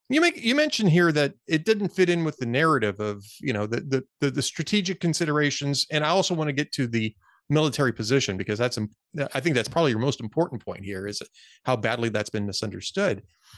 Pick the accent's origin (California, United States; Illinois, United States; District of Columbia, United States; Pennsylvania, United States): California, United States; Southern; I grew up in Southern California.